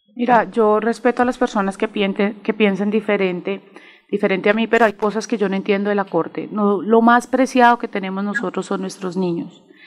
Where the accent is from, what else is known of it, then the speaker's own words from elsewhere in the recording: Mosquera, Cundinamarca, Colombia; soy de Mosquera, Cundinamarca